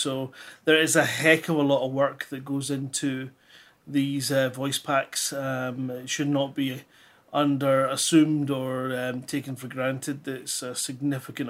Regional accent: Scotland, United Kingdom; accent: Scottish; if you speak proper, like what we do up here in Scotland

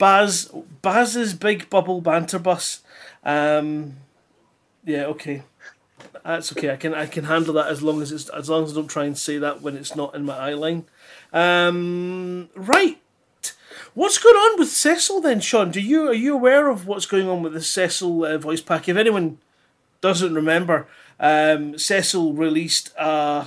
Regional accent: Scotland, United Kingdom; accent: Scottish; if you speak proper, like what we do up here in Scotland

